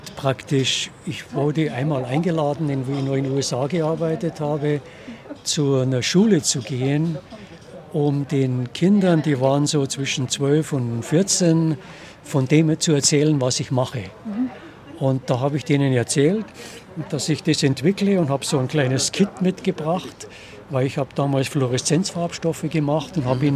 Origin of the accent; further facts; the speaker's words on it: Munich, Bavaria, Germany; als Kind in der Stadtbücherei Neuhausen, die damals in der Nibelungenstraße war